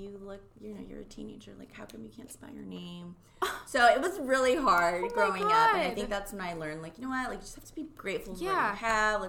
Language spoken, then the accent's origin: English; Japan; now in United States; growing up in Japan, I always had a really hard time because I was half.